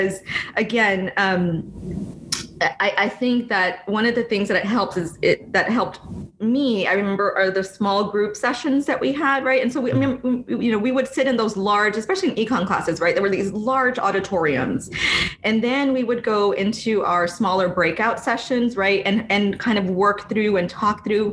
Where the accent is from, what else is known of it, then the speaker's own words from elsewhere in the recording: Edcouch, Texas, United States; moved away as an adult; now in Northern California, United States; growing up in Ed Cachesa